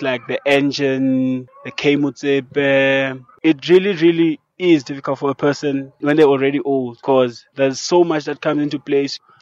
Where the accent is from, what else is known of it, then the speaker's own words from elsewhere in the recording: Hoopstad, Free State, South Africa; also born or lived in Northern Cape; my parents moved to Free State in Hoopstad next to Bloemfontein